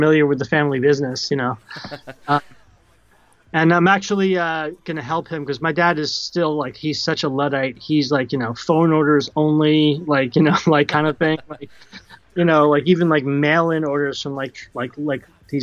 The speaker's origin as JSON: {"language": "English", "region": "New Jersey", "country": "United States", "tie": "born or raised there", "said": "I grew up in Central Jersey"}